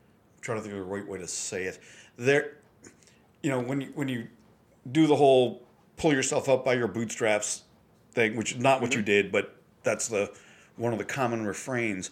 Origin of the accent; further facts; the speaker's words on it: West Seneca, New York, United States; I grew up in West Seneca, which is kind of middle of the road